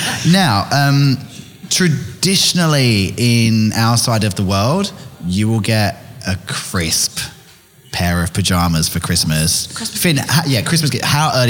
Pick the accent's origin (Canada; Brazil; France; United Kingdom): United Kingdom; England; But being English, I don't enjoy being hot and full at the same time.